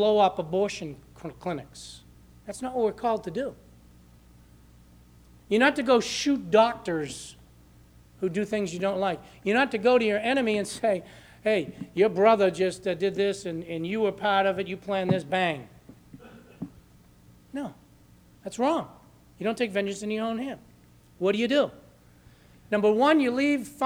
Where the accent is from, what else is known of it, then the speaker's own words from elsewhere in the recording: Lawrence, Massachusetts, United States; I grew up in Lawrence